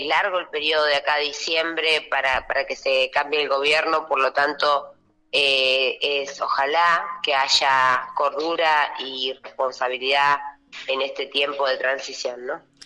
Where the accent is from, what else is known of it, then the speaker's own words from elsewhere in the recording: Allen, Río Negro, Argentina; mi pueblo